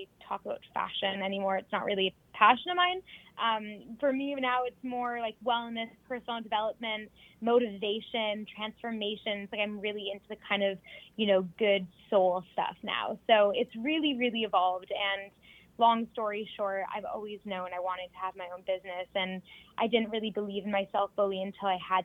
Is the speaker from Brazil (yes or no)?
no; Toronto, Ontario, Canada; moved away as an adult; now in London, United Kingdom; I grew up in Toronto, Canada, born and raised there. I moved to London, England about 3.5